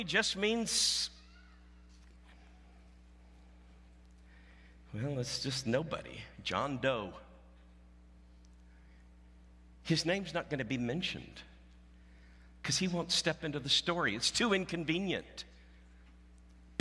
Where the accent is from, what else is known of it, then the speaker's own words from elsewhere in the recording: Southwest Missouri, United States; moved away; I came from Southwest Missouri